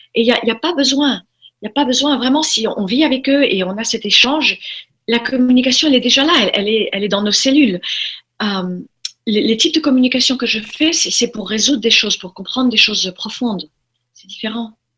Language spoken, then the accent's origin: French; Formentera, Balearic Islands, Spain; also born or lived in United States; je, suis élevée dans à Formentera à partir de l'âge de 4 ans. On a quitté les États-Unis, on est venu euh, en Europe